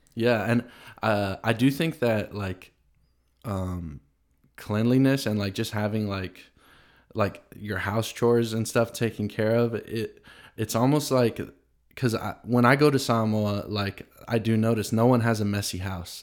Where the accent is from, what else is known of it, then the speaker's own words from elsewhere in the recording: Tennessee, United States; I grew up in Tennessee in the South